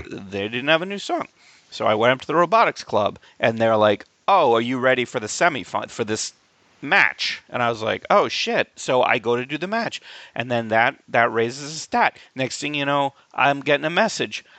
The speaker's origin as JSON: {"language": "English", "town": "Albany", "region": "New York", "country": "United States", "tie": "born or raised there", "moved": "yes", "said": "my hometown of Albany, New York"}